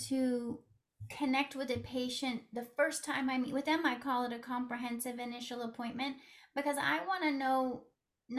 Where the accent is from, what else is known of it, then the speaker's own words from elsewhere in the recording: West Coast, United States; accent: West Coast; moved away as an adult; also born or lived in New York City area; now in New York City, United States; I'm originally from the West Coast, but I've been living in the New York City area for the past 21 years. So I sound like someone from the West Coast.